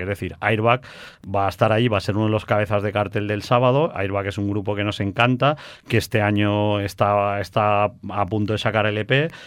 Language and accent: Spanish; Valencia, Valencian Community, Spain; nosotros somos de aquí de Valencia